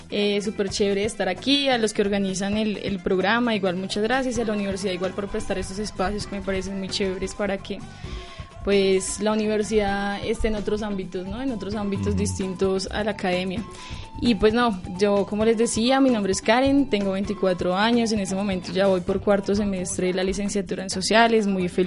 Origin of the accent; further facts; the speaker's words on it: Bogotá, Colombia; Yo nací aquí en Bogotá. mi familia pues es de varias partes de, Colombia, decirlo así. Gran parte de Boyacá, del Llano, del Tolima. Entonces, pero mi infancia sí fue aquí.